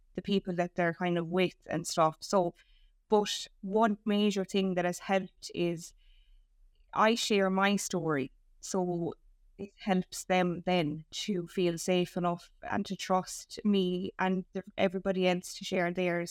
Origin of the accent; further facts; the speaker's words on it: Ireland; as us Irish